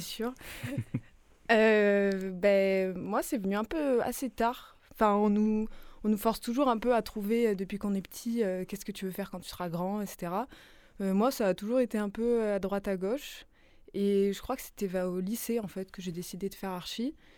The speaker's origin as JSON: {"language": "French", "town": "Nice", "region": "Provence-Alpes-Côte d'Azur", "country": "France", "tie": "born or raised there", "moved": "yes", "lives_now": "Marseille, France", "said": "je suis née à Nice"}